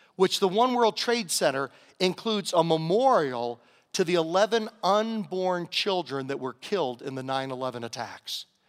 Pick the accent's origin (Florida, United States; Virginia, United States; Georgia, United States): Virginia, United States; Southern; moved away; growing up in Southern Virginia, we had a little saying